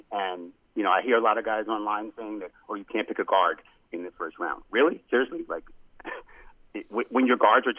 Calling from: Brooklyn, New York, United States; from Brooklyn.

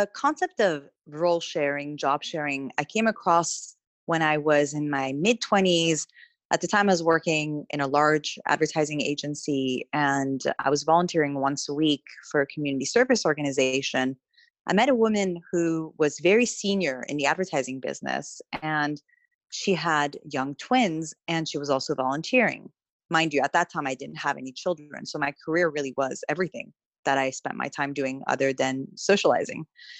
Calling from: London, United Kingdom; So I'm calling from London at the moment. We live in Southwest London.

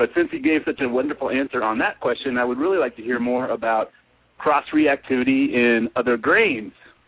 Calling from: San Diego, California, United States; Good evening, Dr. Tom and Dr. Lowe. … I'm in San Diego.

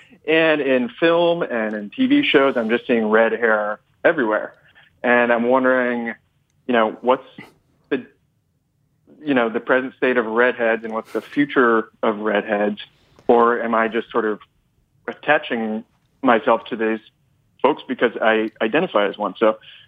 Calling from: Brooklyn, New York, United States; I am wearing blue jeans, and me and my jeans are in Dumbo, Brooklyn.

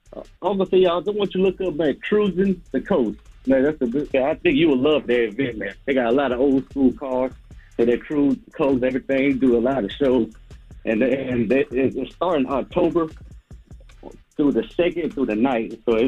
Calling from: Mississippi, United States; Man, I'm calling from Mississippi.

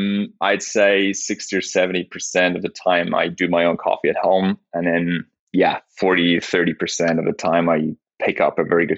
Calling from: Zurich, Switzerland; From Switzerland, of course.

